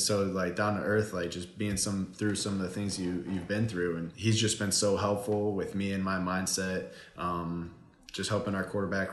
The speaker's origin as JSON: {"language": "English", "region": "Ohio", "country": "United States", "tie": "born or raised there", "also_born_or_lived": "North Carolina", "moved": "as an adult", "said": "growing up in Ohio, it's the Buckeye State"}